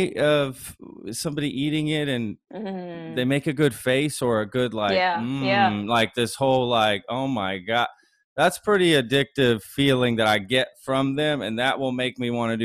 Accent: Texas, United States; grew up in Texas and lived in Texas for the most part of my life

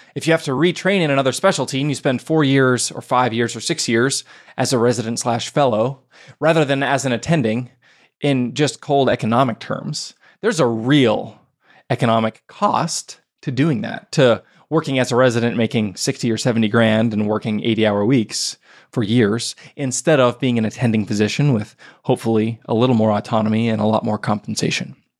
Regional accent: Pittsburgh, Pennsylvania, United States; my hometown of Pittsburgh, Pennsylvania

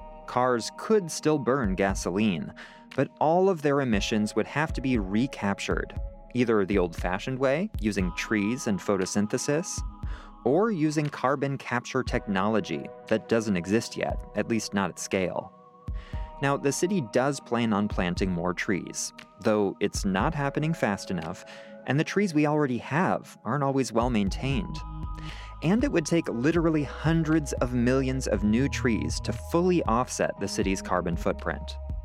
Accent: Santa Rosa, California, United States; I grew up in Santa Rosa, a small city north of San Francisco.

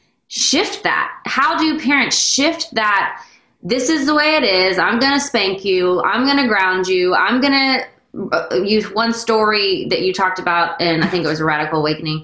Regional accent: Texas, United States; I grew up in Texas

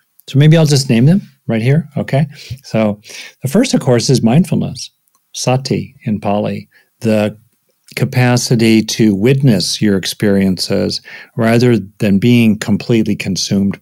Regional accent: United States; most of my work as an American psychologist

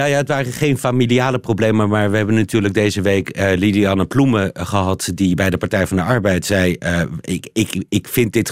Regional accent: Belgium; Nou ben ik natuurlijk eh, daarmee mijn onkunde als Belg aan het aangeven dat ik dat niet heb

